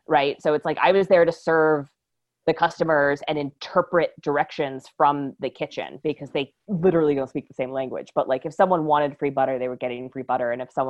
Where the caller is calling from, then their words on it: North Carolina, United States; I come from a military family. So yeah. We moved around. We moved every 2 years for the first 10. My parents eventually settled in North Carolina where they still live and where I am recording from.